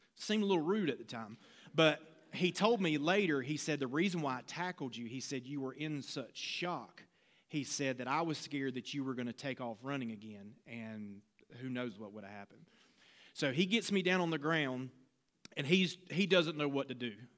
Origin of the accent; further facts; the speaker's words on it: Laurinburg, North Carolina, United States; working at a glass plant in my hometown of Laurinburg, North Carolina